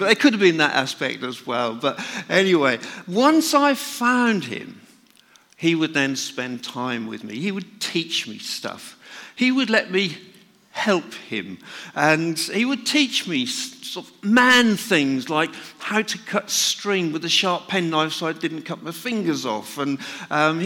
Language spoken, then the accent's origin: English; North Norfolk, East of England, United Kingdom; I was brought up in North Norfolk, where my father used to be a market gardener